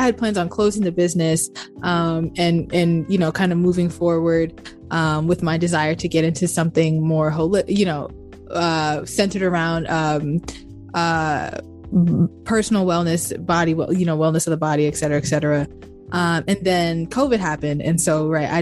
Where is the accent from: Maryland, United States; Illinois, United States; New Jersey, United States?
Maryland, United States; Baltimore; I grew up in Baltimore, Maryland